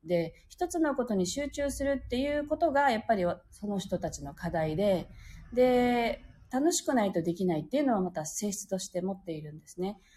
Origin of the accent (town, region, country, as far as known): Okinawa, Japan